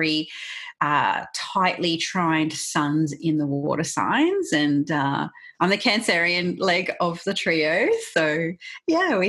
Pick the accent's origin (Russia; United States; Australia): Australia; accent: Australian; as you can probably tell by my accent, I do it from Australia